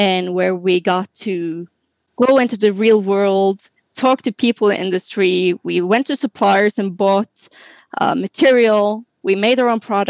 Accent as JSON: {"language": "English", "country": "Norway", "moved": "yes", "lives_now": "France", "said": "I'm originally from Norway, which is further up in Europe."}